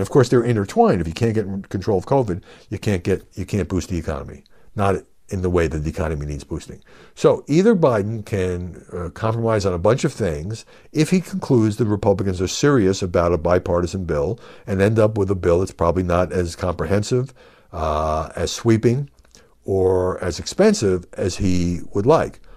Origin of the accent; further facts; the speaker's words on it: New York City, New York, United States; I'm from Brooklyn